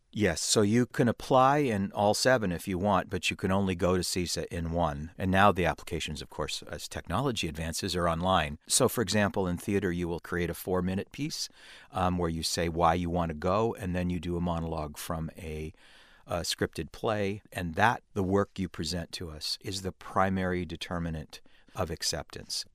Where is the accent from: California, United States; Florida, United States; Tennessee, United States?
California, United States; being a Californian